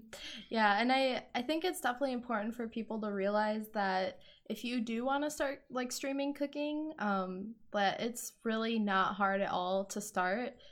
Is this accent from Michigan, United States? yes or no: no; Wisconsin, United States; I am from Wisconsin